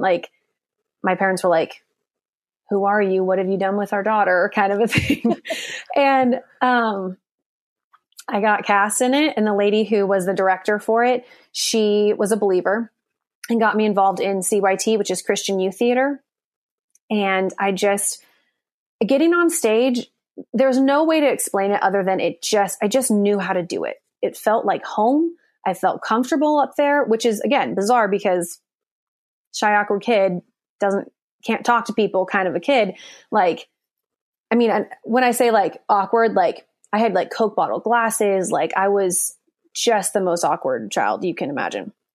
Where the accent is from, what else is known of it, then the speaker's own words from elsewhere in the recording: Coeur d'Alene, Idaho, United States; moved away as an adult; also born or lived in Nashville, Tennessee; now in Los Angeles, United States; Coeur d'Alene, Idaho, which is my hometown